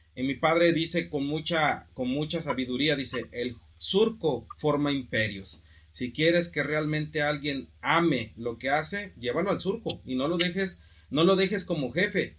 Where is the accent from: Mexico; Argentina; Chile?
Mexico; como mexicano, como sociedad, como cultura